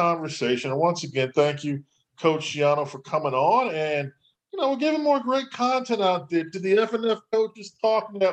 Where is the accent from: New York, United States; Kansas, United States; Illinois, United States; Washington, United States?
New York, United States; New York City; I'm from New York. I'm from Brooklyn.